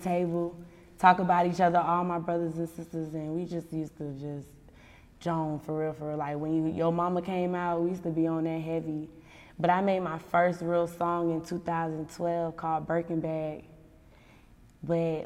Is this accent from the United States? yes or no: yes; Miami, Florida, United States; Miami, Dade County, Florida